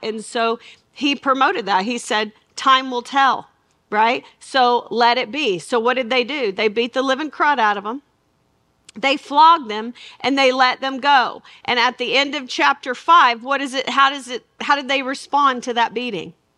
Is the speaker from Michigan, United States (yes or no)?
no; Arkansas, United States; I'm from Arkansas